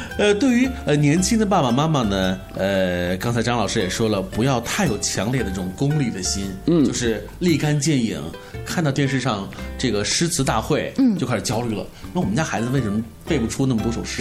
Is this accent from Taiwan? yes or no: no; China; 我们中国人